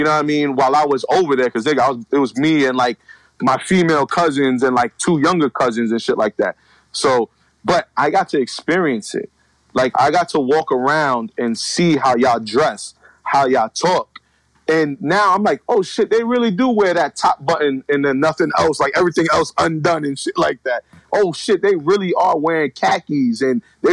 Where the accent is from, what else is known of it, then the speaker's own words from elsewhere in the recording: New York City, New York, United States; moved away as an adult; now in Pennsylvania, United States; I'm from the Bronx